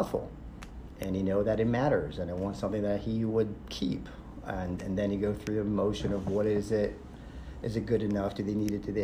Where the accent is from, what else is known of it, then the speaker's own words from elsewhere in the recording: Israel; moved away; I'm originally from Israel.